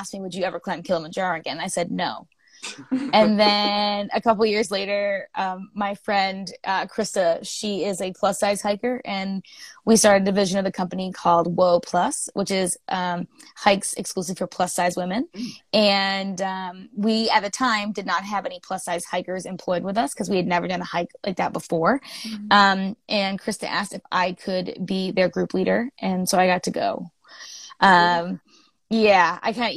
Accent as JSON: {"language": "English", "area": "near Cape Cod", "region": "eastern Massachusetts", "country": "United States", "tie": "born or raised there", "moved": "as an adult", "lives_now": "Vermont, United States", "said": "I grew up in eastern Massachusetts, right near Cape Cod. But I've been in Vermont for like 9 years now"}